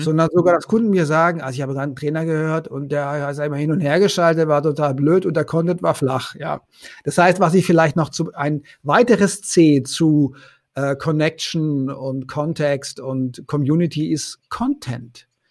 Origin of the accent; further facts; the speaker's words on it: Konstanz, Baden-Württemberg, Germany; moved away as an adult; also born or lived in Paris / Vienna; ich komme ja vom Bodensee aus Konstanz